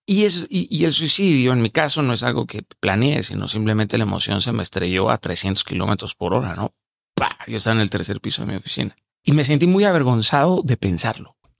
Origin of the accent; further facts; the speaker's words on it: Sinaloa, Mexico; Yo hablo así, soy sinaloense